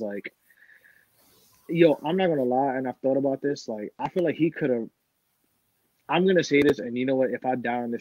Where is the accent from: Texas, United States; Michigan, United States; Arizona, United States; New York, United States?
New York, United States; New York City; born or raised there; also born or lived in Williamsburg, Brooklyn / Sunset Park, Brooklyn